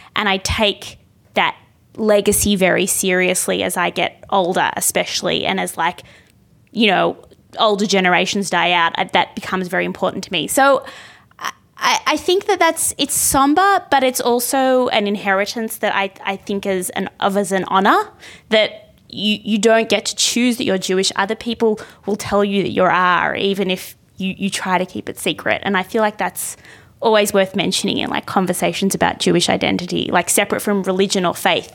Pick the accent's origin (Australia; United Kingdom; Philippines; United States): Australia; I'm an Australian. I'm a woman of privilege from a Western country